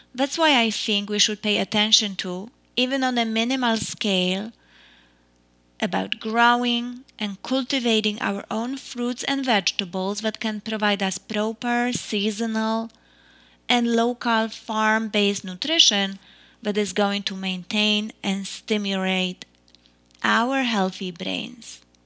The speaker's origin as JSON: {"language": "English", "country": "Poland", "tie": "born or raised there", "moved": "yes", "lives_now": "United States", "said": "growing up in Poland"}